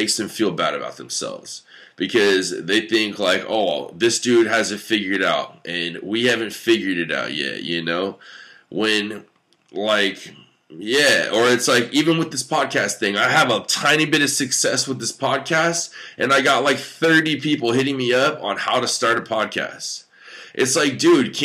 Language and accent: English; United States; I'm an American